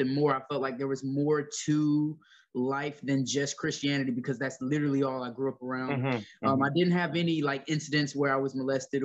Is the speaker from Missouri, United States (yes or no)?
no; Ocala, Florida, United States; also born or lived in Gainesville, Florida; I was born in Gainesville, Florida at Chance Hospital. I grew up mostly in Ocala, Florida, which isn't too far away from Gainesville